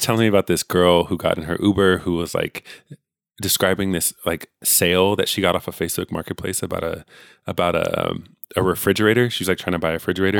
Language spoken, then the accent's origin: English; California, United States; I'm literally born and raised here